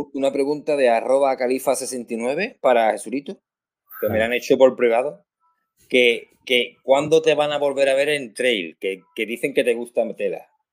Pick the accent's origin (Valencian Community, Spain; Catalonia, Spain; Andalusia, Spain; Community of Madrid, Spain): Andalusia, Spain; Rota; gordito, proteño, de Cádiz